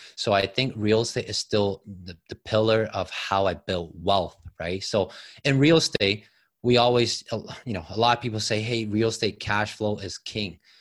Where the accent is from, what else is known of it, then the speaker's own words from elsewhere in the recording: Taiwan; moved away as an adult; also born or lived in Toronto, Canada; now in Canada; I came from Taiwan. Uh, came with a student visa at age of eighteen